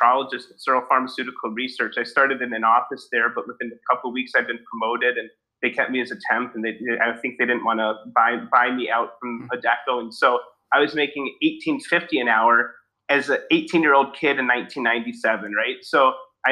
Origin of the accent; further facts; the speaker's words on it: Evanston, Illinois, United States; I grew up in Evanston, just outside of Chicago